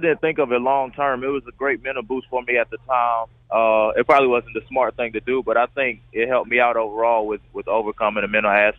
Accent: Fayetteville, North Carolina, United States; It was great for me. I had a great childhood. I had the same group of friends since I was able to go outside. I got all of my family is in Fayetteville, so it was great for me.

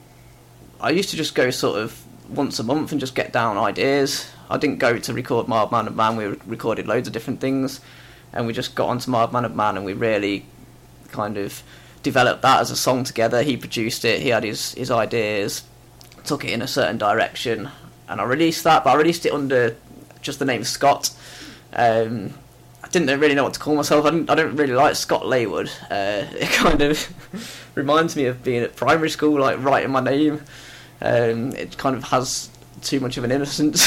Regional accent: Leicester, East Midlands, United Kingdom; moved away as an adult; now in Warrington, United Kingdom; originally I'm from Leicester. I moved to Warrington about 9 years ago.

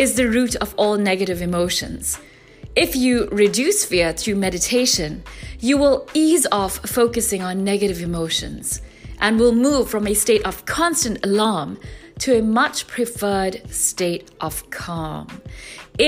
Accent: South Africa; my home country, South Africa

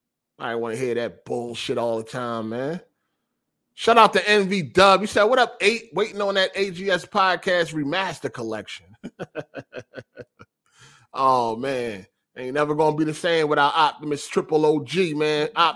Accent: Chicago, Illinois, United States; I'm from Chicago. Like, this shit ain't about nothing.

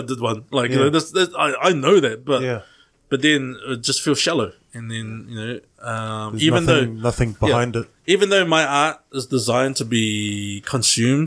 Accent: Auckland, New Zealand; growing up in South Auckland

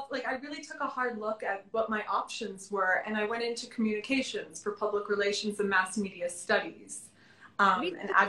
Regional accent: Florida, United States; When I lived, when I grew up in Florida, we never went to Miami

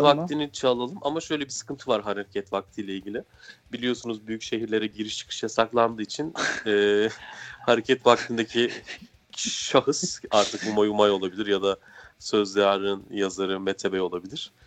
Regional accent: Niğde, Turkey; moved away; ben Niğdeliyim.

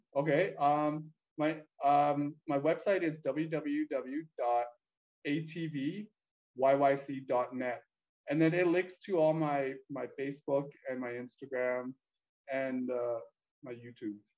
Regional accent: Calgary, Alberta, Canada; born or raised there; also born or lived in Vietnam / Edmonton, Canada

